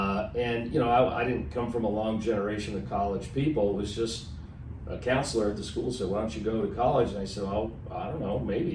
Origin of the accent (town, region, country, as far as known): San Diego, California, United States; born or raised there; also born or lived in Connecticut